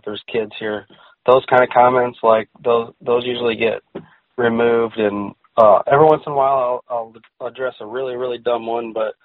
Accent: United States; I'm an American

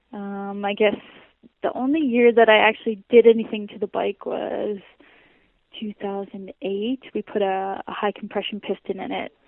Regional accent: Saskatchewan, Canada; back home, you know, like really hard pack and Saskatchewan

